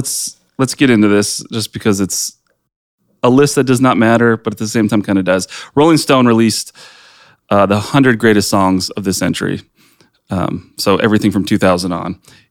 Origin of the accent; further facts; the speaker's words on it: United States; accent: American; It's my American accent.